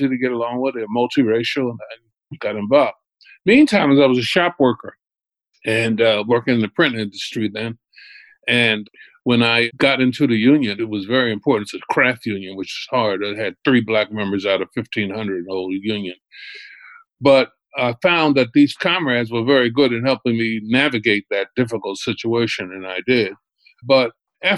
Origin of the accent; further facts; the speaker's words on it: Philadelphia, Pennsylvania, United States; moved away as an adult; now in New York, United States; I'm from Philadelphia originally.